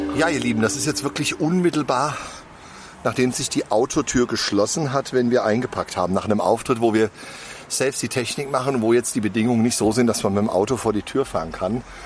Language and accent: German; Hesse, Germany; bei uns in Hessen